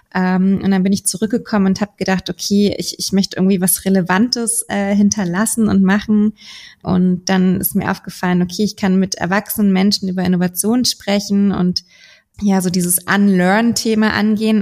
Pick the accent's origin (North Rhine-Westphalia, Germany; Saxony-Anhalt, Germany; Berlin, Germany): Berlin, Germany; moved away as an adult; now in Hamburg, Germany; ich komme gebürtig aus Berlin, bin jetzt gerade in Hamburg